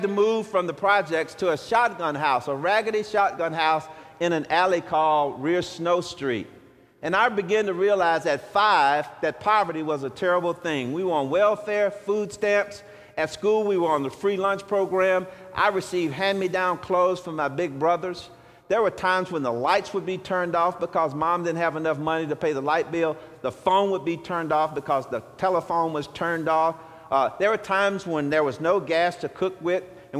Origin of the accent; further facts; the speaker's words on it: Shreveport, Louisiana, United States; I was born in 1960 in Shreveport, Louisiana, at Confederate Memorial Hospital, where the poor families went who couldn't afford health care